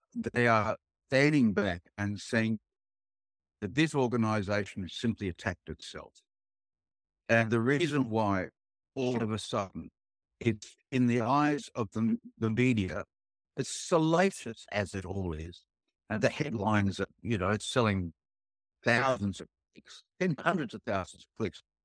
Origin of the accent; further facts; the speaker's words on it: Sydney, New South Wales, Australia; I grew up on the North Shore of Sydney.